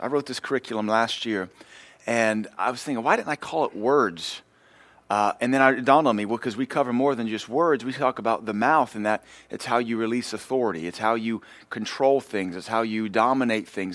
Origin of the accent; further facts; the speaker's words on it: Louisiana, United States; I grew up in Louisiana, so we had horses